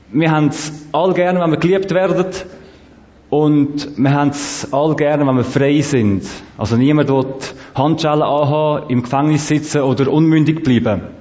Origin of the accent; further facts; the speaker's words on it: Zurich, Switzerland; Erstens, ich habe nicht so viel Zeit und zweitens, ich bin aus Zürich.